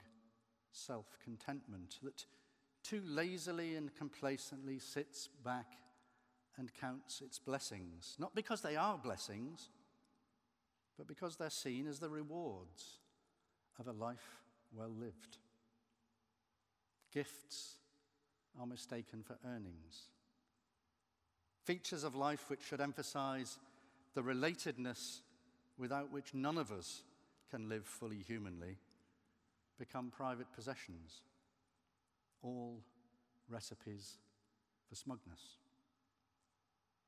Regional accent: Merseyside, North West England, United Kingdom; moved away; I'm still connected to my original home because I visit my mother who still lives on Merseyside

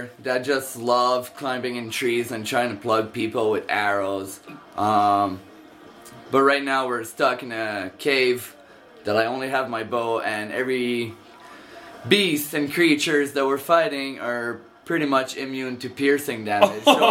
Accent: Laurentides, near Montreal, Quebec, Canada; moved away as an adult; now in Calgary, Canada; I'm a French-Canadian from Laurentide in Montreal, close to Montreal. Moved about 5 years. It's been about 5 years since I moved from Montreal, and living in Calgary now

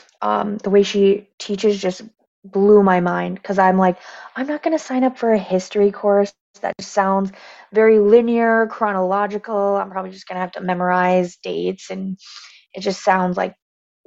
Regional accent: Michigan, United States; I am Native American, raised, born and raised right here on the res

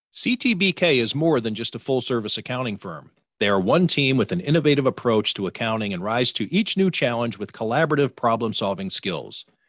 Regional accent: Cleveland, Ohio, United States; also born or lived in Las Vegas, Nevada; now in Buffalo, United States; my native Cleveland

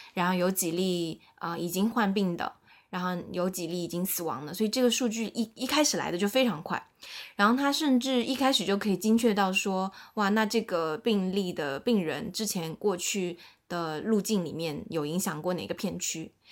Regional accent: Shanghai, China; 我是一个在上海长大的上海人，然后目前也在上海工作，然后也是在外资的一家娱乐公司工作

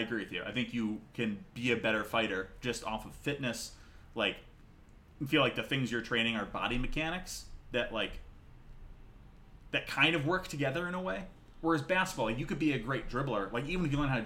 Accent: Vermont, United States; I'm from Vermont.

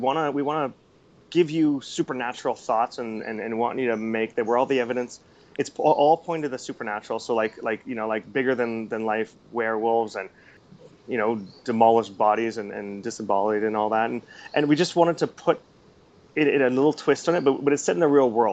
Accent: Canada; moved away as an adult; now in Singapore; I'm a Canadian who's now living in Singapore overseas

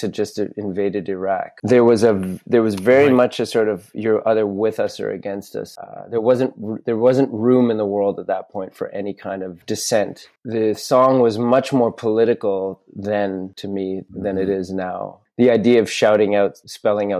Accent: Canada; also born or lived in Montreal; as a Canadian

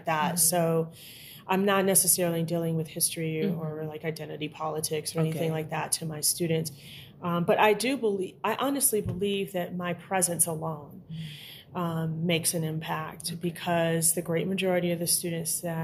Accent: Chicago, Illinois, United States; I grew up in segregated Chicago in an all-Black neighborhood

